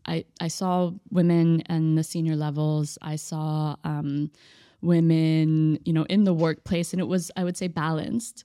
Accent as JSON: {"language": "English", "town": "Austin", "region": "Texas", "country": "United States", "tie": "born or raised there", "moved": "as an adult", "lives_now": "Dubai, United Arab Emirates", "said": "born and raised in Austin, Texas"}